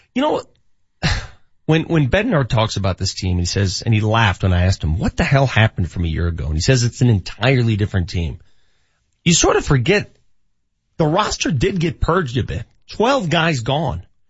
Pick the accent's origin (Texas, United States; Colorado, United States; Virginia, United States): Colorado, United States; Denver; born and raised in North Denver